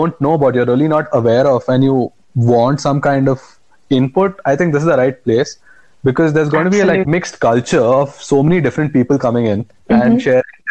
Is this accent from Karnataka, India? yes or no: yes; Bangalore, Karnataka, India; also born or lived in Goa; I am from Bangalore, born in Goa, brought up in Bangalore